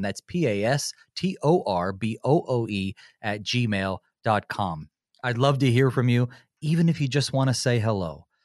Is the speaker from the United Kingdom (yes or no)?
no; western North Carolina, United States; also born or lived in Winston-Salem, North Carolina; I grew up in North Carolina. That's my home state, uh, except I was born in Winston-Salem, right in the middle, and then grew up on the western side, right in the mountains